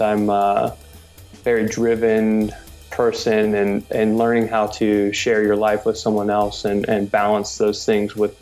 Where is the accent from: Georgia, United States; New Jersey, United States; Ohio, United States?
Ohio, United States; Cincinnati; I was born and raised in Cincinnati